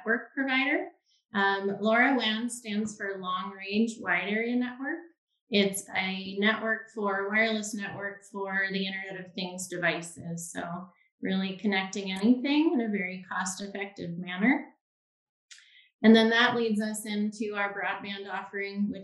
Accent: Southern Maryland, United States; moved away as an adult; also born or lived in Florida; now in Lincoln, United States; I grew up in Southern Maryland, a rural community on the Chesapeake Bay.

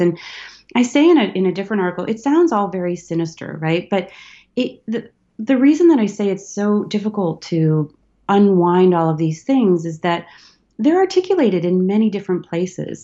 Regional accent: Detroit, Michigan, United States; growing up in Detroit

